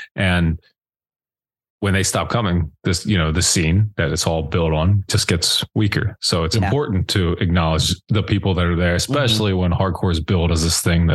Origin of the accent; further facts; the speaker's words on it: near Baltimore, southern Pennsylvania, United States; also born or lived in Lancaster, Pennsylvania; growing up, I lived in a part of Pennsylvania where I was 45 minutes from Baltimore